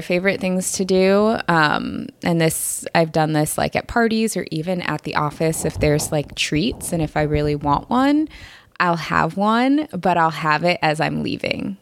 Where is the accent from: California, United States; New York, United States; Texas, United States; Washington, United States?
Washington, United States; Seattle; I'm from the Seattle area, um, and pretty much my entire family is in the Seattle area, both sides